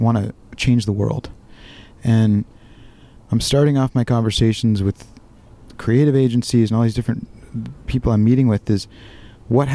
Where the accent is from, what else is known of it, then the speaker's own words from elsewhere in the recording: Orange County, Southern California, United States; moved away as an adult; now in Washington, United States; I grew up in Southern California. I live in rural Washington